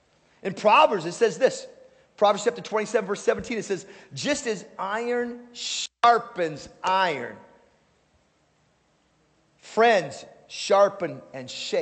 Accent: Alaska, United States; All right, we're from Alaska, who cares, right?

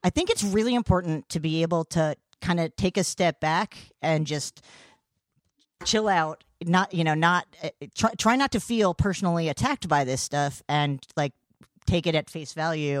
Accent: New Brunswick, New Jersey, United States; I'm from New Brunswick.

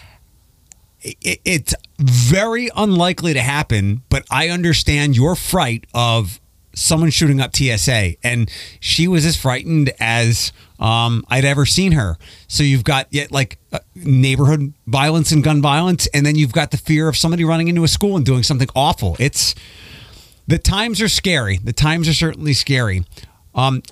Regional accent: Philadelphia, Pennsylvania, United States; now in Toledo, United States; I grew up in Philadelphia

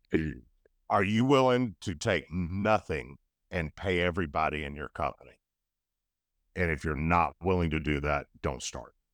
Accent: United States; I was born in the United States

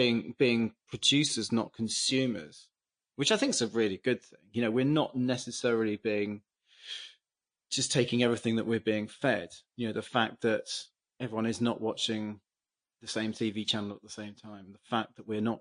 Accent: England, United Kingdom; as an English person

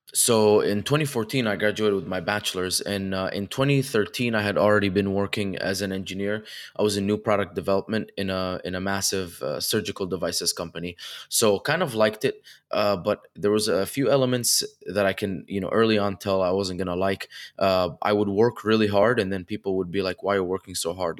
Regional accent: Dubai, United Arab Emirates; moved away as an adult; also born or lived in Egypt / Connecticut; now in California, United States; I was born in Egypt and then uh, when I was 2, uh, raised in Dubai up until I was 18, uh, then moved to Connecticut for college.

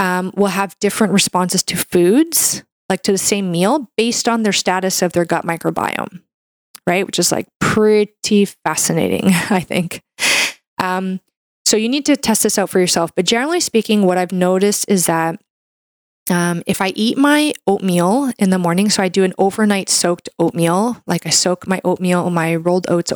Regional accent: Canada; I'm a Canadian medical doctor

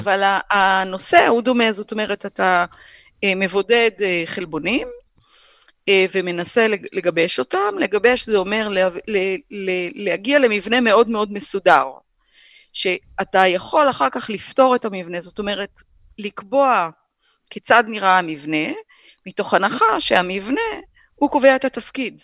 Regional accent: Hatzor HaGlilit, Northern District, Israel; moved away; גדלתי בחצור הגלילית

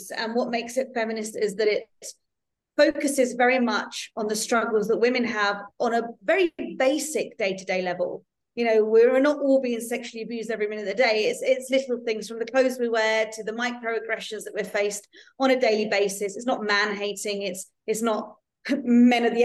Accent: London, United Kingdom; now in Netherlands; I am a Londoner, but I actually live in the Netherlands now. So I've lived in four countries.

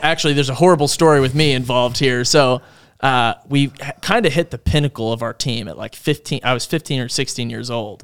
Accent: Langhorne, Pennsylvania, United States; moved away; My hometown, Langhorne. Langhorne, Pennsylvania is in Bucks County.

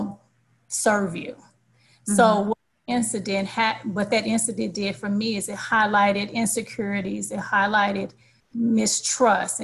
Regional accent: St. Louis, Missouri, United States; I have two younger brothers, and I hail from St. Louis, Missouri.

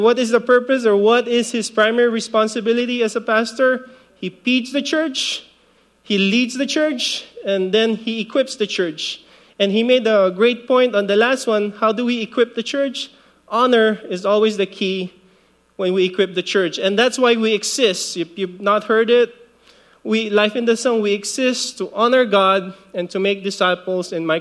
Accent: Philippines; now in Guam; I grew up in the Philippines. Well, I was born in the Philippines, 1975

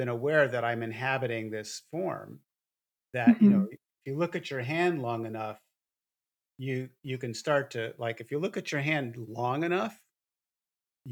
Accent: New York, United States; I grew up in New York

